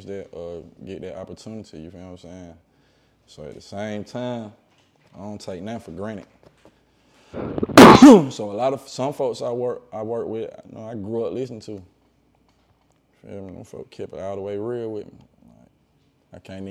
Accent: Decatur, Georgia, United States; I'm from County Road, Decatur

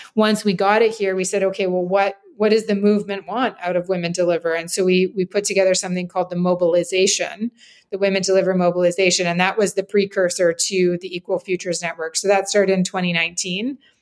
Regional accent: Grande Prairie, Alberta, Canada; also born or lived in Saskatchewan; I'm from Northern Alberta

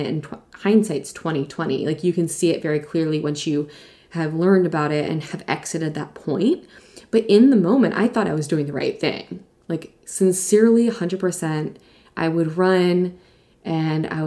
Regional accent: East Coast, United States; moved away as an adult; also born or lived in New York City / Virginia; now in California, United States; I grew up on the East Coast

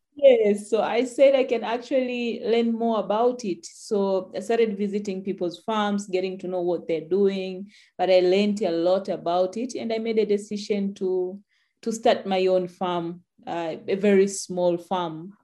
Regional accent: Tanzania

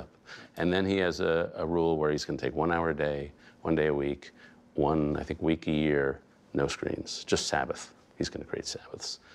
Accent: New York City, New York, United States; I grew up in Greenwich Village in the, that period, so I was sort of surrounded by hippies

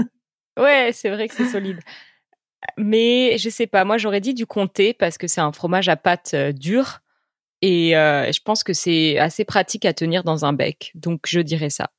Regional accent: France; en tant que Français

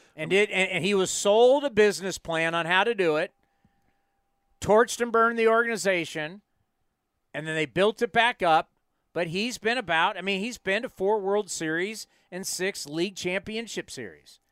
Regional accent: East Bay, California, United States; I grew up in the East Bay

